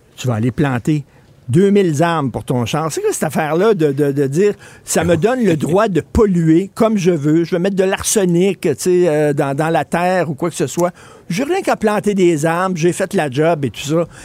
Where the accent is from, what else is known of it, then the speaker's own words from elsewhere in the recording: Quebec, Canada; first language French; chez nous au Québec